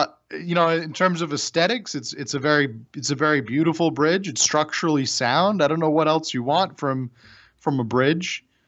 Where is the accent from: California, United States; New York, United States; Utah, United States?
New York, United States; Brooklyn; That's what I am. I'm a Brooklyn kid.